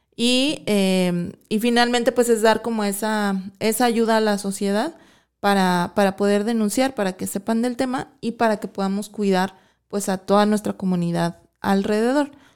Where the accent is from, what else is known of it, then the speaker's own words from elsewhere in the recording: Mexico City, Mexico; moved away as an adult; now in Guadalajara, Mexico; soy de la Ciudad de México, me vine yo a los 18 años a estudiar para acá y pues ya, me quedé aquí en, Guadalajara